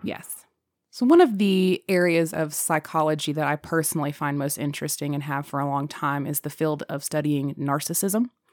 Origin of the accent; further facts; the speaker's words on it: United States; we're American